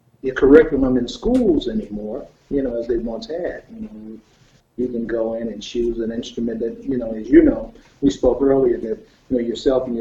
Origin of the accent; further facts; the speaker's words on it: Detroit, Michigan, United States; Originally from Detroit, Michigan, born and raised there